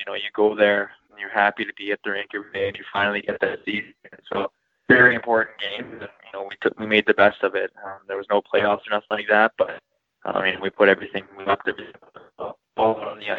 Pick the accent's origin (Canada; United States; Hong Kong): Canada; Winnipeg, Manitoba; Yep. Yeah, born and raised. I lived in the north end side of Winnipeg my whole life.